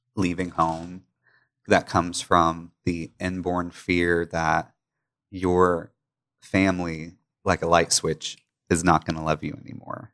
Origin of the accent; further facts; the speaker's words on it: Pickwick Dam, Tennessee, United States; moved away as an adult; now in Memphis, United States; I grew up in Pickwick Dam, about two hours away